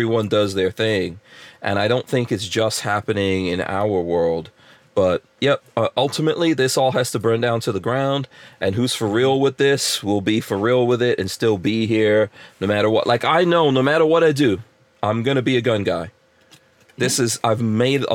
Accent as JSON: {"language": "English", "town": "New York City", "region": "New York", "country": "United States", "tie": "born or raised there", "said": "growing up in New York"}